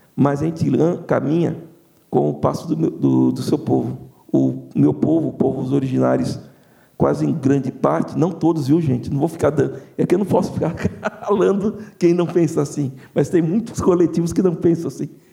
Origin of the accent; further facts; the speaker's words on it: Bahia, Brazil; nós que somos da Bahia